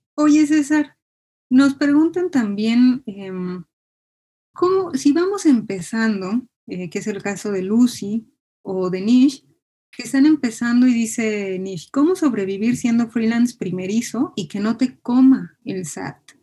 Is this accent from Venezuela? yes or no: no; Mexico; Como mexicanos